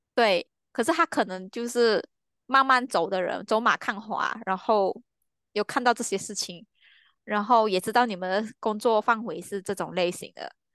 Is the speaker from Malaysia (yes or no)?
yes; Malaysia; 我是马来西亚人